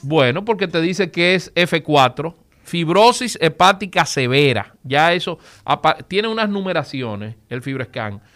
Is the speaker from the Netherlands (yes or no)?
no; Dominican Republic; nosotros como dominicanos